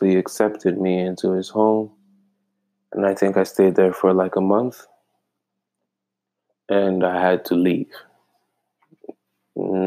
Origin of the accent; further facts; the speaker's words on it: Ghana; moved away as an adult; now in Michigan, United States; I'm straight from Ghana. Ghana, West Africa.